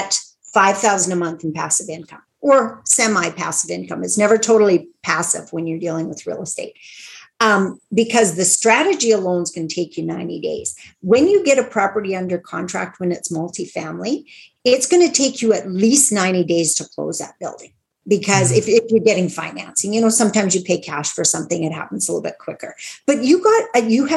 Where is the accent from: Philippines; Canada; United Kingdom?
Canada; Meadow Lake, Saskatchewan; Meadow Lake, Saskatchewan, which is my hometown